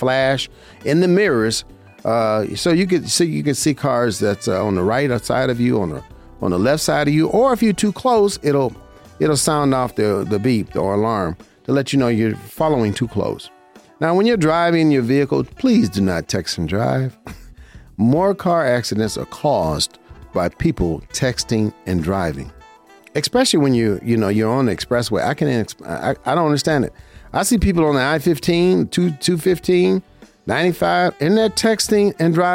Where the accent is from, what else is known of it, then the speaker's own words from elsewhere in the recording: Las Vegas, Nevada, United States; I've been here in my hometown, Las Vegas, Nevada